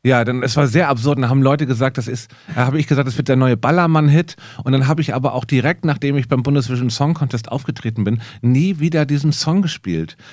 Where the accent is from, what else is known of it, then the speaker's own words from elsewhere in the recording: Hamburg, Germany; ich komme aus Hamburg